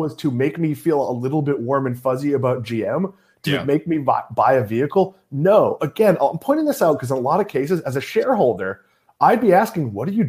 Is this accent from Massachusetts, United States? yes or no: yes; Swampscott, Massachusetts, United States; I grew up in New England